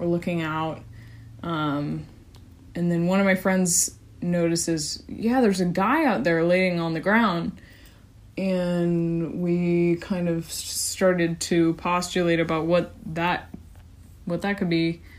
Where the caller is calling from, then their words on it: California, United States; I'm a listener from California.